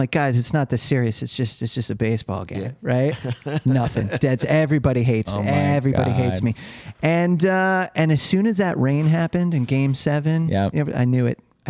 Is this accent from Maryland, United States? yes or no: no; Cleveland, Ohio, United States; now in New York, United States; So, you know, growing up in Cleveland, Cavs are the team.